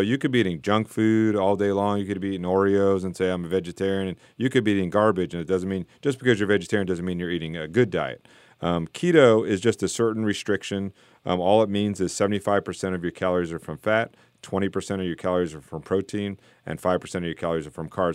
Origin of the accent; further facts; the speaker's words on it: South Florida, United States; moved away; I grew up in South Florida where it's just flat